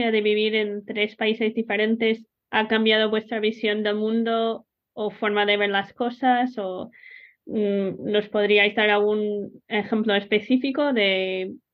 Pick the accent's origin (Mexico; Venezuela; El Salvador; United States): United States; A mí es lo que siempre, como americana, es lo que siempre me preocupa